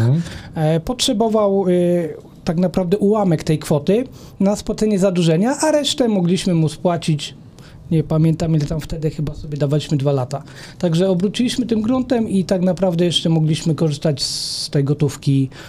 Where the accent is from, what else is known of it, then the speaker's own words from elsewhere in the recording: Sieradz, Łódź Voivodeship, Poland; w mieście, w gminie Sierad, skąd, skąd jestem